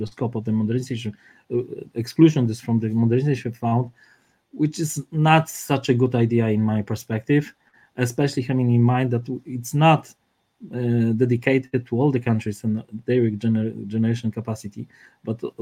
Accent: Warsaw, Masovian Voivodeship, Poland; I'm from Warsaw, not from Krakow

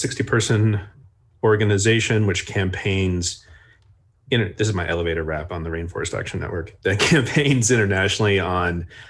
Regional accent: Garland, Texas, United States; moved away; I grew up in the suburbs of Dallas, Texas, a town called Garland. And, you know, it's a pretty conservative place.

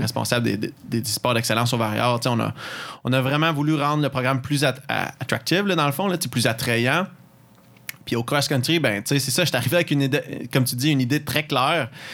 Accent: Mont-Saint-Hilaire, Quebec, Canada; moved away as an adult; also born or lived in Sherbrooke; Saint-Hilaire, où mon patelin d'où je viens

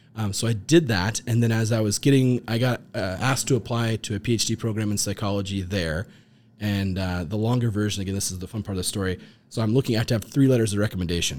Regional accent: Alaska, United States; moved away as an adult; also born or lived in Bozeman, Montana; I got to grow up in Alaska, which was fantastic. I was born there

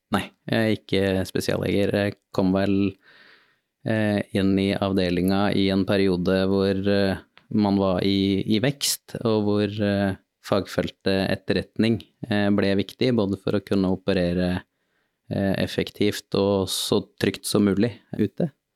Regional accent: Trondheim, Trøndelag, Norway; jeg er født og oppvokst i Trondheim

